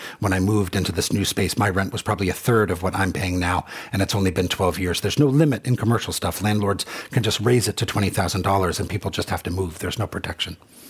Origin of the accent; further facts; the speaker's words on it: Germany; moved away as an adult; I was 25, I moved here for good and changed my name. … growing up in Germany.